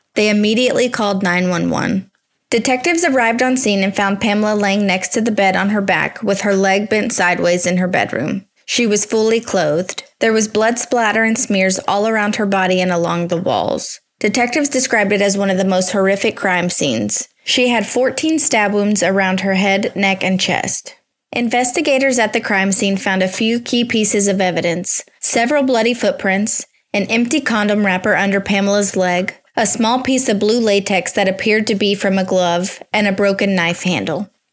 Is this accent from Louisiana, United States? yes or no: yes; just north of Alexandria, Louisiana, United States; I grew up on the Red River, just north of Alexandria.